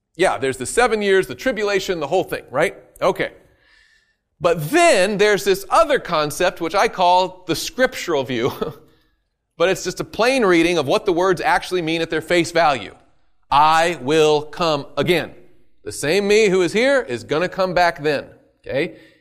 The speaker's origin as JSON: {"language": "English", "region": "the South", "country": "United States", "said": "I'm from the South."}